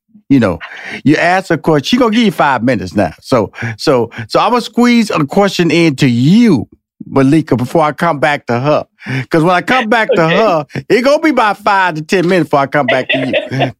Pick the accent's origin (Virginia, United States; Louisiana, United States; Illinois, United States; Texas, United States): Texas, United States; Houston; I'm from Houston, Texas, so I claim all parts.